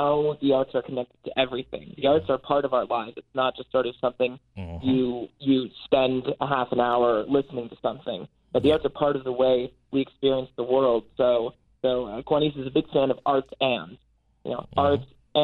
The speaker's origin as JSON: {"language": "English", "region": "Ohio", "country": "United States", "also_born_or_lived": "Nashville, Tennessee", "moved": "yes", "lives_now": "Maryland, United States", "said": "I'm from Ohio originally, but I did my bachelor's at Vanderbilt in Nashville, Tennessee, but have found my way to Maryland"}